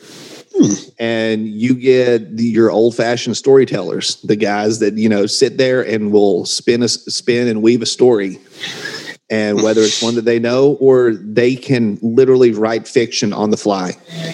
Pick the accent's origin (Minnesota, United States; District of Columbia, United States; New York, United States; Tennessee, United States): Tennessee, United States; Johnson City; That's my hometown. That is Johnson City, Tennessee. That's Washington County.